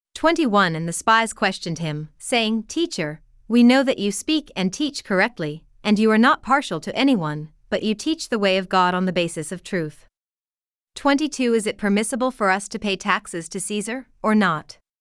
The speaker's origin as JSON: {"language": "English", "country": "United States", "said": "As an American"}